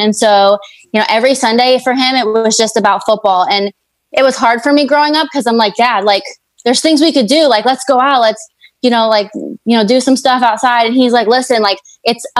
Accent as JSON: {"language": "English", "region": "Pennsylvania", "country": "United States", "tie": "born or raised there", "said": "growing up in Pennsylvania"}